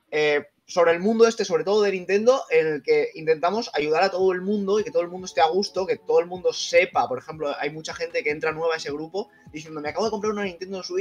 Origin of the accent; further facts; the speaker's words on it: Cazorla, Andalusia, Spain; now in Benidorm, Spain; pero en realidad soy andaluz. Soy de, la, provincia de Jaén, de Cazorla.